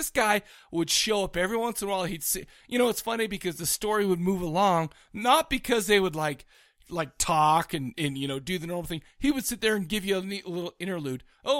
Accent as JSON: {"language": "English", "country": "United States", "said": "Logic goes out the door when you're talking to me as an American."}